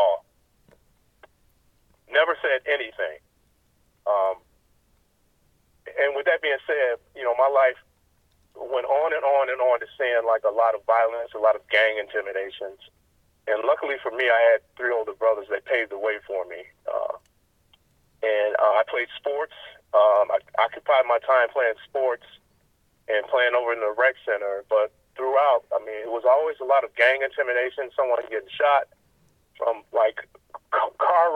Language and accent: English; Chicago, Illinois, United States; Born and raised in Chicago in the Cabrini-Green housing project area